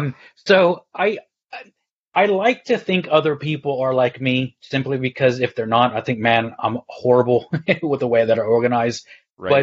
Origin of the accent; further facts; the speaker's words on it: Texas, United States; also born or lived in Galway, Ireland; now in United Kingdom; I'm originally from Texas, though. And 16 years ago, I moved to the Republic of Ireland on the west coast near Galway. So my accent's all over.